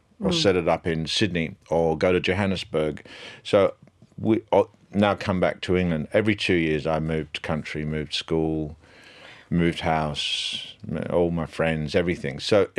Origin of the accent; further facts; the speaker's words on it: Nigeria; I'm Nigerian. I'm actually Nigerian.